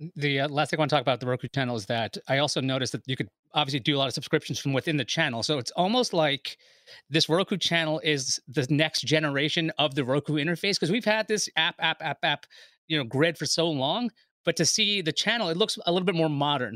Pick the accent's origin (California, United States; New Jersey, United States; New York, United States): New York, United States; New York City; I'm from Queens